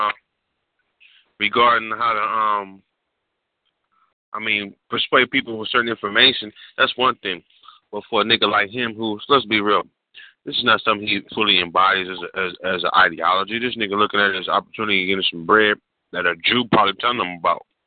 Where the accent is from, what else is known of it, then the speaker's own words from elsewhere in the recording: West Coast, United States; I'm from the West Coast. We don't speak indirectly